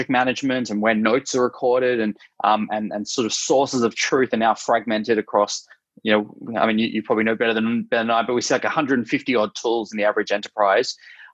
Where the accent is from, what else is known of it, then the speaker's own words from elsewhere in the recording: Australia; accent: Australian; moved away as an adult; now in San Francisco, United States; I'm Australian originally, as you can hear from my accent, based in San Francisco.